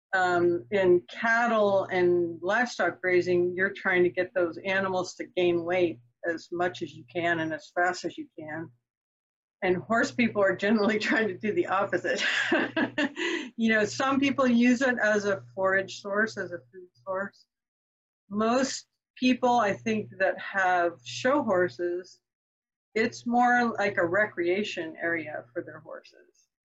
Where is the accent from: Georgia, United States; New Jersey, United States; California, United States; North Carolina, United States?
California, United States; Marin County; I grew up in Marin County, California, which is the county just north of the Golden Gate Bridge